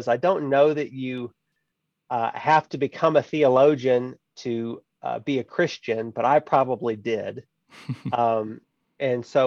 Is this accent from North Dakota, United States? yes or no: no; High Island, Texas, United States; The town, actual town, is much smaller, High Island, Texas